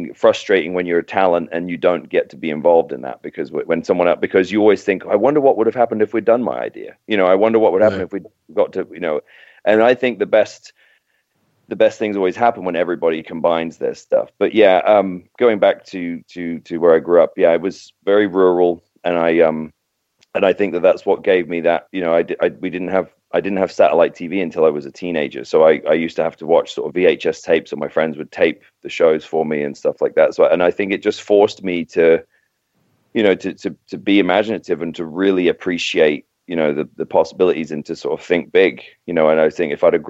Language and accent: English; Docking, East of England, United Kingdom; also born or lived in King's Lynn; now in United States; I was born in King's Lynn, which is about 15 miles from docking where I was, you know, I grew up